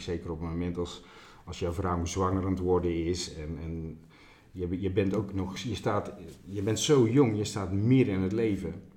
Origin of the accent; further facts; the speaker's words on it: Veghel, North Brabant, Netherlands; ik ben een Brabander, ik kom uit Veghel